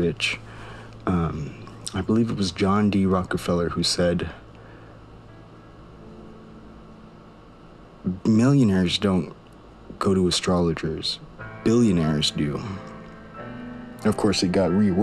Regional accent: Maui, Hawaii, United States; now in Silicon Valley, United States; originally from Maui, but I'm based out of Silicon Valley.

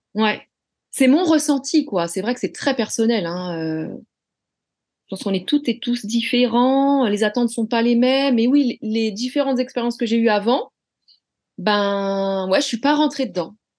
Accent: Rennes, Brittany, France; J'ai toujours vécu à Rennes

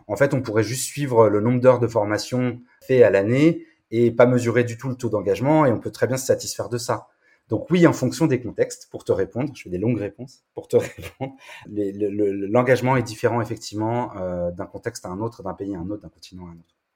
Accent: France; chez nous, en France

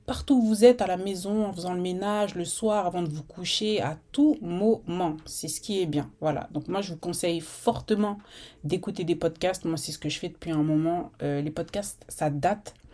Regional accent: Rouen, Normandy, France; j'ai 34 ans, je viens de Rouen, je l'ai dit ça, je viens de Normandie, je l'ai dit.

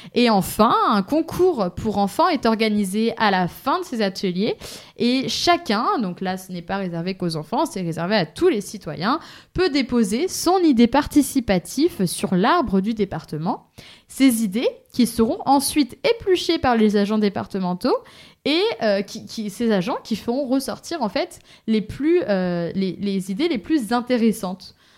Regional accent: Pays de la Loire, France; moved away; je viens du Maine-et-Loire

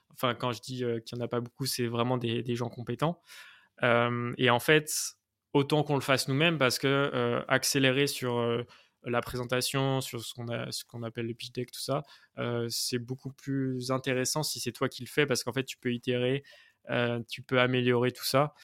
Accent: Nantes, Pays de la Loire, France; moi, à la base, je suis nantais

